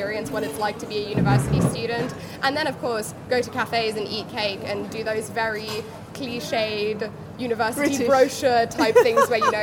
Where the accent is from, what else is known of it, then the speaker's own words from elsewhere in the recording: Johannesburg, Gauteng, South Africa; moved away as an adult; now in Durham, United Kingdom; I was born and raised in Johannesburg